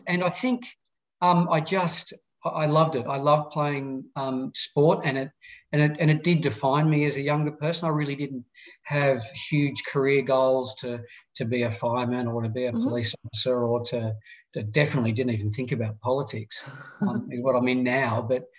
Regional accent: Launceston, Tasmania, Australia; also born or lived in Adelaide / Hobart; a Lonnie boy, Launceston, in northern Tasmania, born and bred, youngest of three.

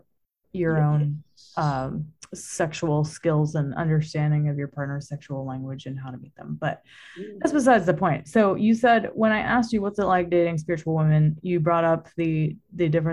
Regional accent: Louisiana, United States; I come from Louisiana. Come on, like middle of nowhere area.

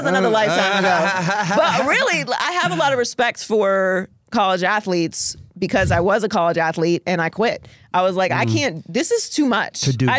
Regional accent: Pittsburgh, Pennsylvania, United States; I grew up in Pittsburgh, Pennsylvania.

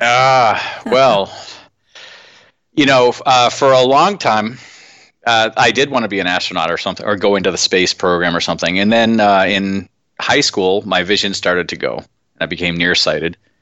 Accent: Massachusetts, United States; I grew up in Massachusetts.

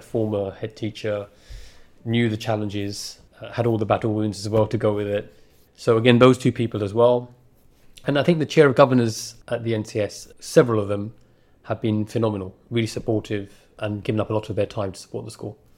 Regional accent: London, United Kingdom; And it's also the borough that I grew up in. I was born in Newham

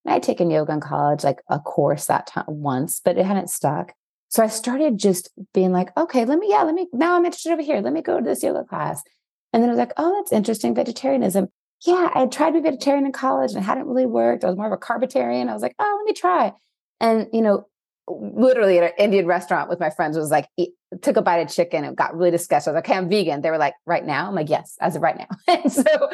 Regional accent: Mexico; growing up in Mexico

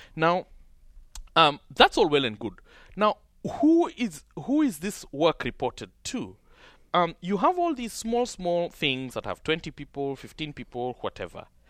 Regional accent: Kenya; my hometown and all the shops and all the small businesses and all the small factories of just this striving class of people who I was brought up with were broken

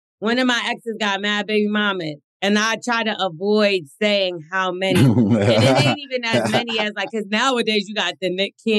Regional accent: United Kingdom; My main concern, naturally, as a Brit, is guns, the whole gun culture, laws, like in New Jersey.

